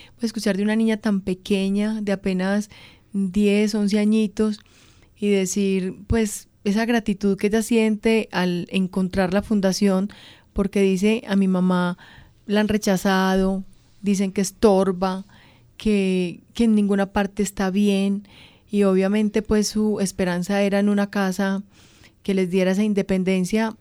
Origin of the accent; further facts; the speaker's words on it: Antioquia, Colombia; yo soy antioqueña